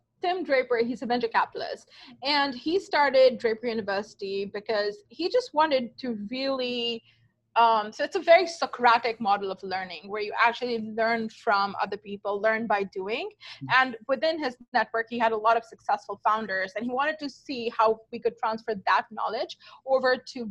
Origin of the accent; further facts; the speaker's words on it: Pakistan; moved away; I grew up in Pakistan, and I am like a lot of women of my generation in Pakistan